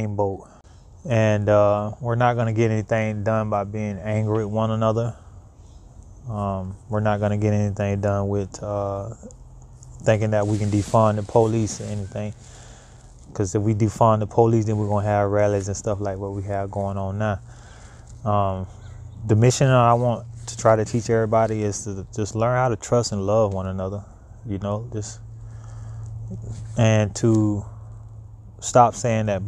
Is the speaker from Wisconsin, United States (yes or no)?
no; Gainesville, Florida, United States; moved away as an adult; also born or lived in Cross City, Florida / Miami, Florida; now in Portland, United States; I'm from Florida. I grew up in Gainesville and I also lived in Cross City